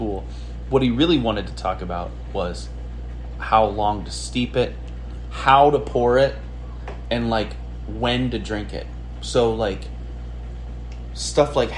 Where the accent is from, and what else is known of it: United States